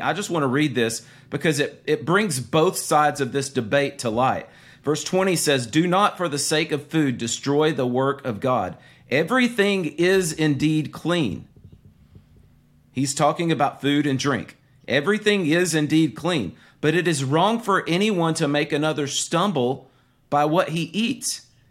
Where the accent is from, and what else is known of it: the South, United States